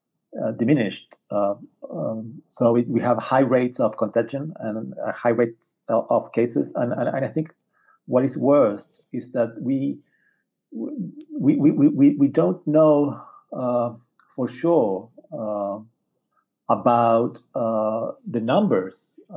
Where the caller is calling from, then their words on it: Santiago, Santiago Metropolitan Region, Chile; I'm calling from Santiago, Chile's capital.